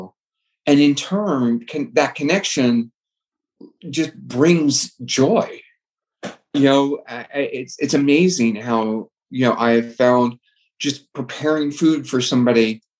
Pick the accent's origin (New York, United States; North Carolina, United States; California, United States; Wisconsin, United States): California, United States; San Diego; I was born and raised in San Diego